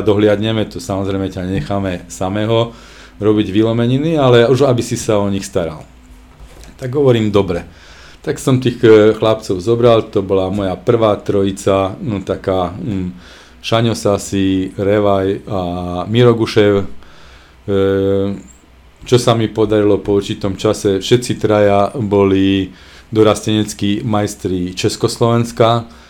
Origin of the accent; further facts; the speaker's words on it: Košice, Košice Region, Slovakia; u nás v Košiciach